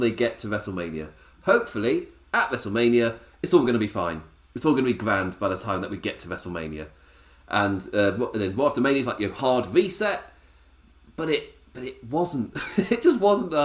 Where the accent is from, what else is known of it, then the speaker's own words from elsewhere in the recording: England, United Kingdom; me being English